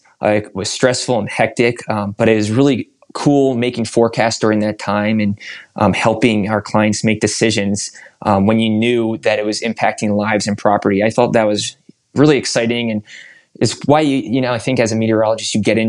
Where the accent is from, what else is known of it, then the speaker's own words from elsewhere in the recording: Northeast, United States; October is my favorite month of the year, and I just love the colors, especially growing up in the Northeast.